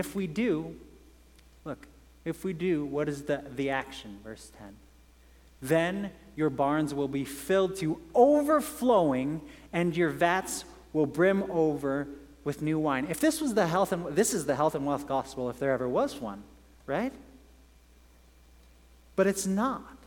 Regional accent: England, United Kingdom; moved away; I grew up in England

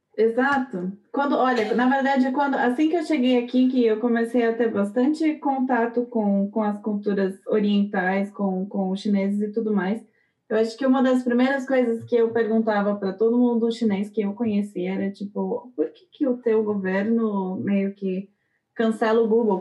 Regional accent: Brazil; now in Germany; A gente não sente tanto a responsabilidade como cidadão, como pessoa, como brasileiro

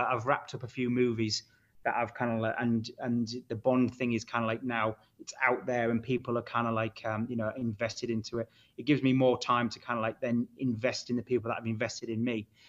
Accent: Hull, Yorkshire and the Humber, United Kingdom

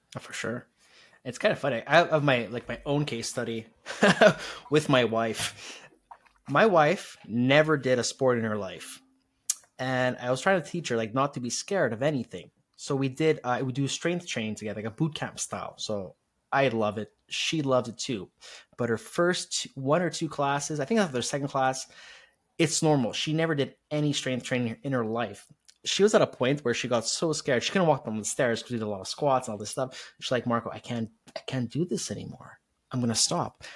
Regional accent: Montreal, Quebec, Canada; I'm from Montreal

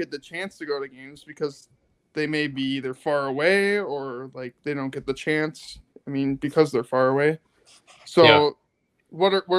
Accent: Alaska, United States; my hometown, Alaska.

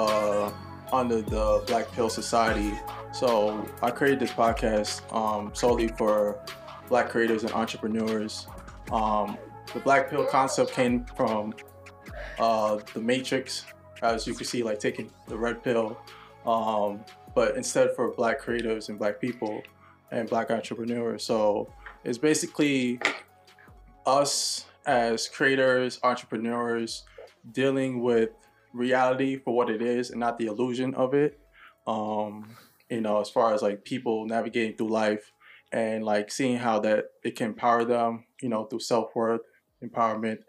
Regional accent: New York, United States; I was born here in New York

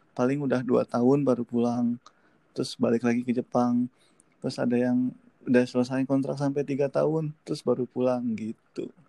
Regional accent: Subang, West Java, Indonesia; also born or lived in Bandung; saya orang Subang tapi ya sekolah atau SMK atau SMA-nya saya di mana di Bandung

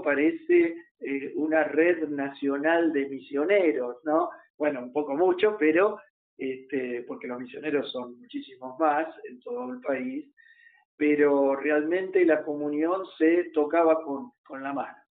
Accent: Argentina; nuestro país

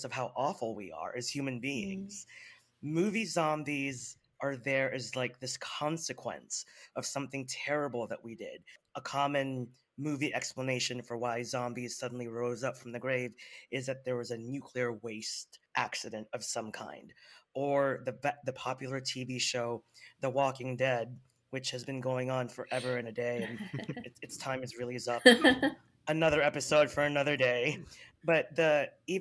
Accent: Philippines; being a Filipino

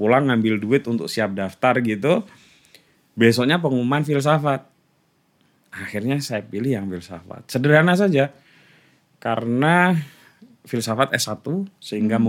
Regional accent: Kulis village, Central Java, Indonesia; accent: Pantura, East Javanese; moved away as an adult; also born or lived in Rembang / Yogyakarta; secara kultural saya ini sebetulnya orang Jawa Timur, hmm. tapi secara teritori saya ini orang Jawa Tengah

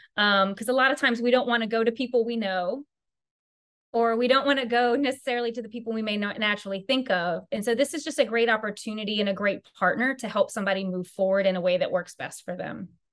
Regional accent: Louisiana, United States; I am from Louisiana, so I am truly a good Cajun Southern girl

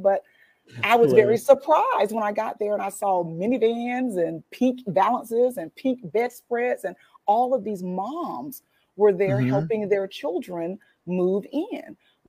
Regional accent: Ocala, Florida, United States; Okay, well, I was born in a small town that isn't that small anymore. I'm from Ocala, Florida. There, I was born to a teenage mother. And throughout childhood, I moved quite a bit through kinship care, moving from family member to family member.

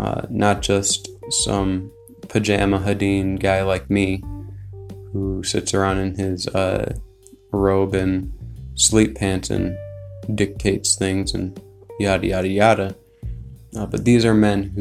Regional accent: United States; I'm American

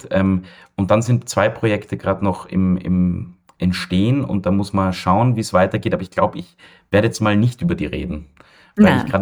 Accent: Vienna, Austria; ich bin ja in Wien geboren und aufgewachsen und war mein ganzes Leben hier

